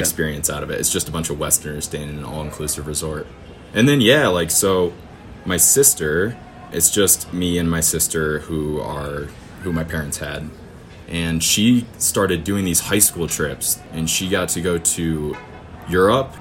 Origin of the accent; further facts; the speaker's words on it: northern Michigan, United States; we're just two farmers from northern Michigan